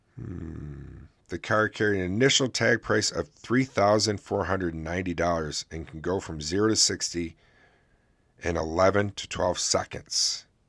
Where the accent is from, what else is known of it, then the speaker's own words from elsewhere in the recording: Oswego, New York, United States; my hometown here in Oswego, New York